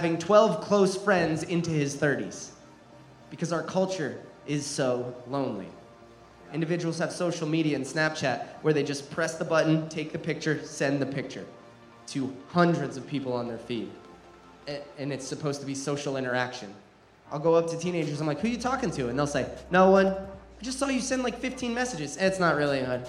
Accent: New Jersey, United States; Growing up in New Jersey, the most densely populated state in America

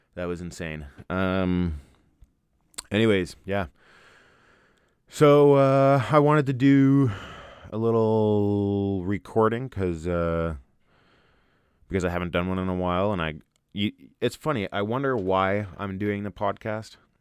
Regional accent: Ontario, Canada; now in Alberta, Canada; I grew up in Ontario

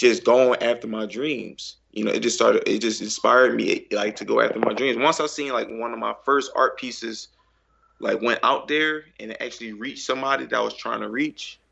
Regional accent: Philadelphia, Pennsylvania, United States; from Philly, of course. Right, Philly. Born and raised here

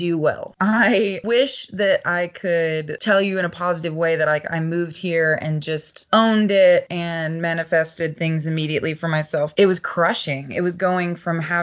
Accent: the South, United States; also born or lived in Los Angeles; now in Texas, United States; a little girl from the South

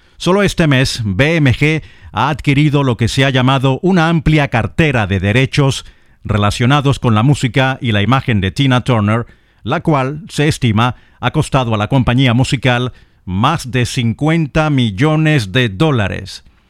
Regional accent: Lechería, Anzoátegui, Venezuela; en mi ciudad natal, en Puerto La Cruz, en Lechería, donde no nací pero sí crecí y viví los años mozos, los años adolescentes

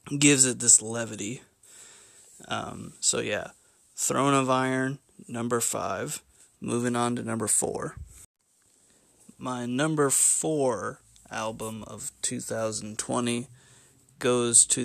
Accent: Bloomington, Indiana, United States; my hometown of Bloomington, Indiana

